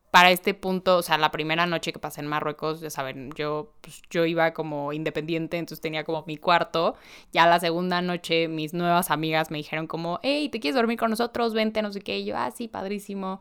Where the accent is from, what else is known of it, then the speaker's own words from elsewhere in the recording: Mexico; vengo de México